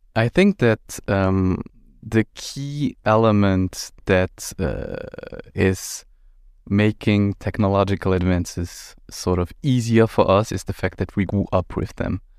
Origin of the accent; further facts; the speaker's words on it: Luxembourg; also born or lived in Brussels / Milan; I'm twenty-seven years old, born and raised in Luxembourg